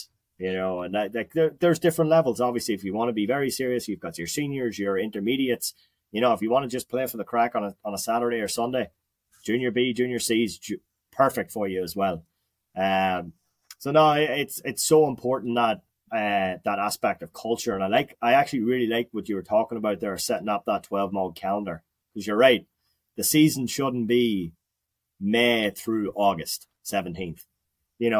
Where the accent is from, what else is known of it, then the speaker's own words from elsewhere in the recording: Ireland; moved away as an adult; now in United States; as an Irish person